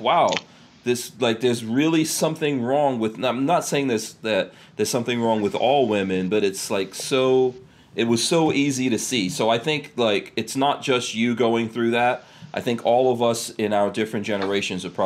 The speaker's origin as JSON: {"language": "English", "region": "New York", "country": "United States", "tie": "born or raised there", "said": "growing up in New York"}